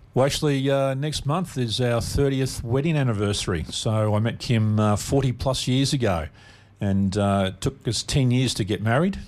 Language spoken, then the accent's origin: English; Melbourne, Victoria, Australia; also born or lived in McKinnon; I was born and raised in Caulfield, uh, down back in Melbourne